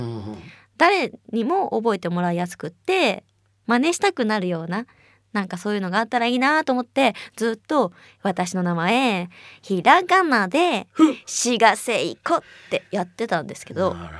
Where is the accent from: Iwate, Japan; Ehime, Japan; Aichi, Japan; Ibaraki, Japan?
Aichi, Japan; 私あの愛知県出身